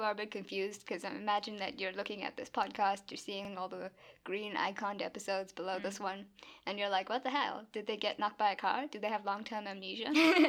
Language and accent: English; South Africa; we are from South Africa